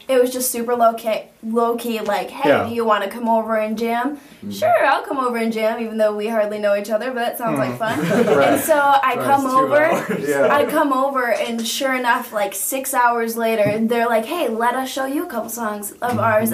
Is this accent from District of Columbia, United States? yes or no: no; Grand Rapids, Michigan, United States; moved away as an adult; now in South Bend, United States; No, I am from Grand Rapids, Michigan.